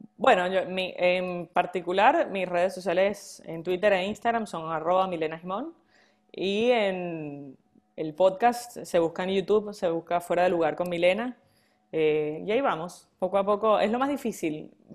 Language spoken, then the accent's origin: Spanish; Venezuela; moved away; nosotros como venezolanos